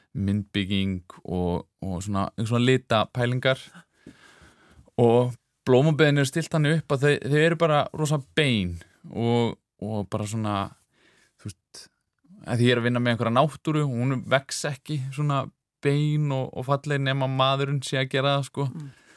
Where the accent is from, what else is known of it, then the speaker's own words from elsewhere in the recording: Reykjavík, Capital Region, Iceland; ég elst upp í Reykjavík